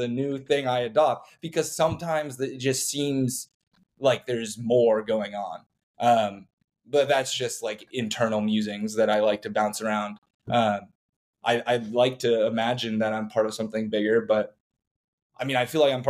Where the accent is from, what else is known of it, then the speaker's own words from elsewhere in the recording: Austin, Texas, United States; I have born and raised in Austin experience from going to public school here and seeing everything change